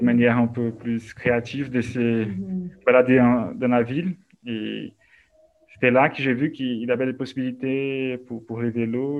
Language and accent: French; Belo Horizonte, Minas Gerais, Brazil; French is a second language; moved away as an adult; also born or lived in Coronel Fabriciano, Minas Gerais / Paris; je suis né à, à Belo Horizonte, au Barreiro, mais en fait, quand j'étais adolescent, on a déménagé au Coronel Fabriciano, no Vale do Aço, à Minas Gerais